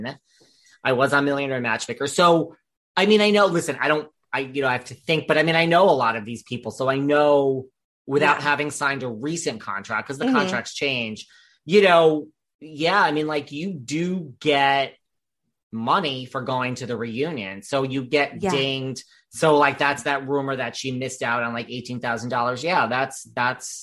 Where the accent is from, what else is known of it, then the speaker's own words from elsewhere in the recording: New York, United States; I'm from New York